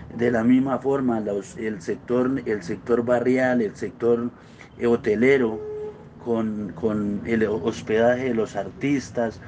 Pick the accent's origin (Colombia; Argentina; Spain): Colombia; Corrales, Boyacá; soy un empresario boyacense, nacido en el municipio de Corrales